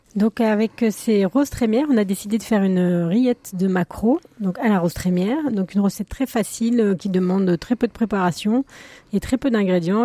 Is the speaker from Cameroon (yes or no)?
no; the West, western France, France; je suis originaire de l'Ouest